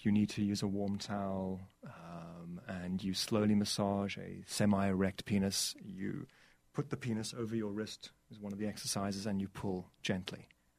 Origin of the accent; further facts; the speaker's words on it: South Africa; I'm from South Africa, so this was a way for me to try and give back to the country that gave me so much.